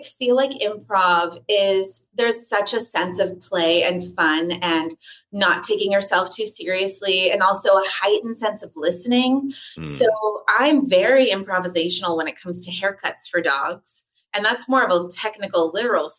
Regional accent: Los Angeles, California, United States; also born or lived in New York; Born and raised

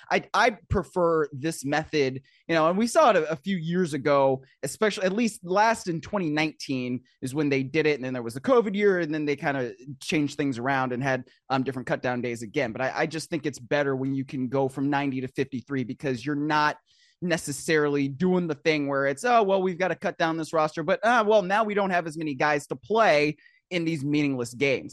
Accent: Cleveland, Ohio, United States; I grew up in Cleveland

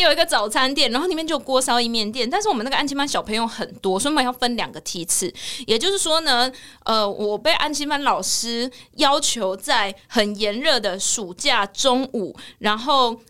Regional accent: Kaohsiung, Taiwan; 身为高雄人

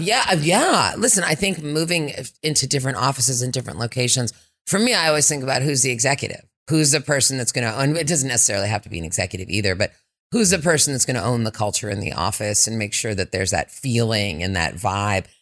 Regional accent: Berkeley, California, United States; also born or lived in West Africa; I grew up here in Berkeley, so I came home to my hometown

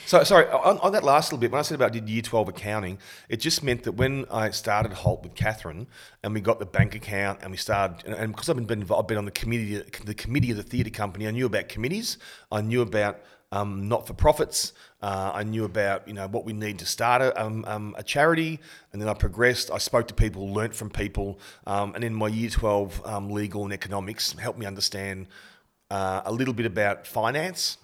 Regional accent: Bendigo, Victoria, Australia; moved away; Bendigo, where I was born and went to primary school in Kangaroo Flat Tech

